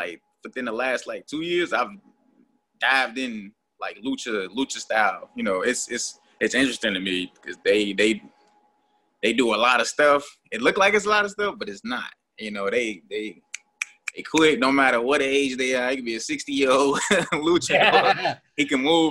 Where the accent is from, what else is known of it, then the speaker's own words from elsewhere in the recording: Chicago, Illinois, United States; I hail from Chicago